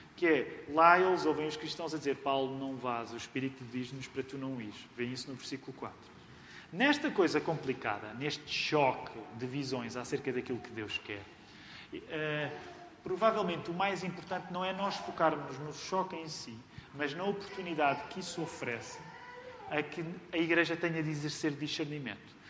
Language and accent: Portuguese; Amadora, Lisbon, Portugal; eu cresci na Amadora